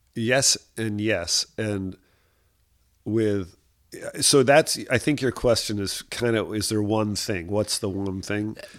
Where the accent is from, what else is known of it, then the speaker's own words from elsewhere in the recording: Rhode Island, United States; I, I grew up in Rhode Island with a, with a father that was a, a golfer